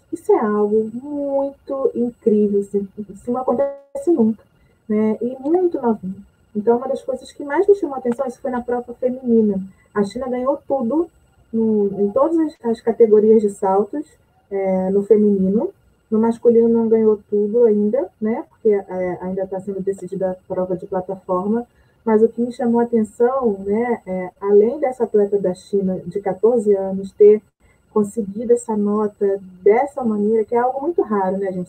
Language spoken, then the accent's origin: Portuguese; Rio de Janeiro, Brazil; sou do Rio de Janeiro